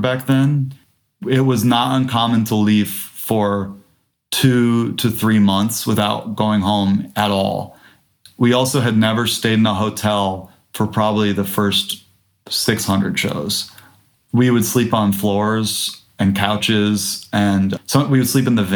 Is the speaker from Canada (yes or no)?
no; Detroit, Michigan, United States; moved away; also born or lived in Louisville, Kentucky; I grew up in Detroit